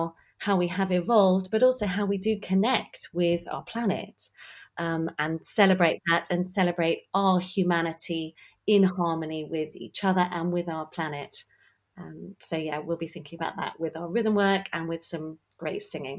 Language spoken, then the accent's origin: English; West Country, near Stonehenge, South West England, United Kingdom; I'm actually from the West Country. I'm from quite near Stonehenge. So I always, although I'm not a sort of practicing pagan or anything like